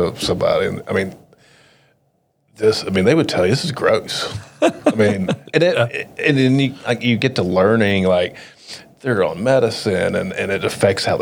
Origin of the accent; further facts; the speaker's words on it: North Little Rock, Arkansas, United States; also born or lived in Jonesboro; I grew up in North Little Rock.